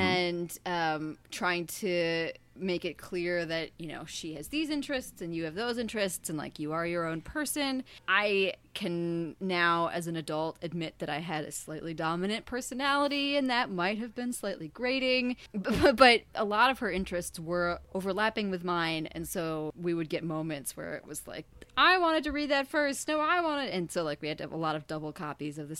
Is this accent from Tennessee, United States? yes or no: no; Kalamazoo, Michigan, United States; I grew up in the totally not fictional Kalamazoo, Michigan